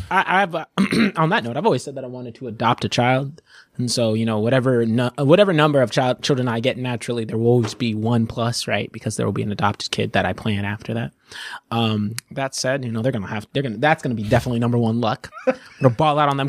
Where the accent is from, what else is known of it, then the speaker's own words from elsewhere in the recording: Wylie, Texas, United States; growing up when I moved to Wiley, Texas